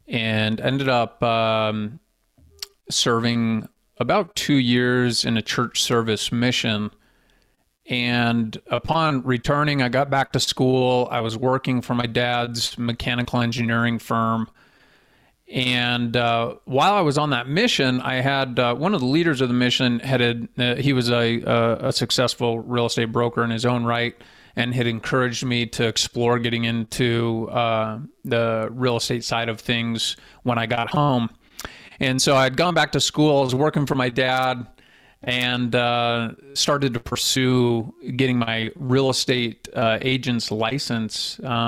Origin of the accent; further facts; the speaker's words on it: Phoenix, Arizona, United States; now in Utah, United States; I was born and raised in Phoenix, Arizona, and had some connections in Utah.